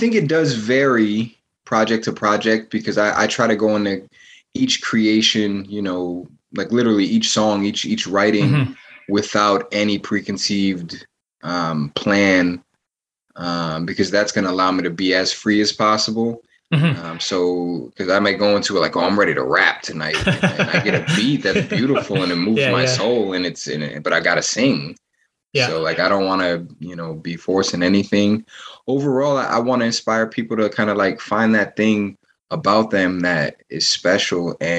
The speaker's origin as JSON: {"language": "English", "town": "Providence", "region": "Rhode Island", "country": "United States", "tie": "born or raised there", "said": "Most of my life has been spent in Providence. I was born in Providence, went to school in Providence."}